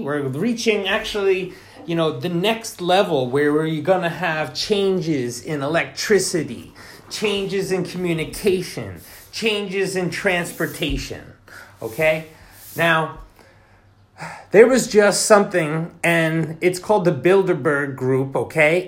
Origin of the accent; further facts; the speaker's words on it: Sullivan County, New York, United States; moved away as an adult; now in Japan; I'm from New York, Sullivan County, and we are close to New York City